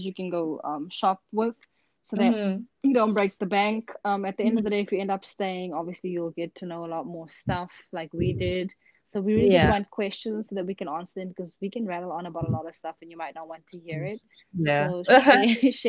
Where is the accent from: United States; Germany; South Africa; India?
South Africa; moved away; I'm from South Africa